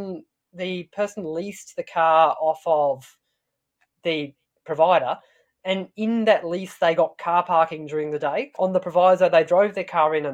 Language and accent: English; Tasmania, Australia; I'm from Tasmania.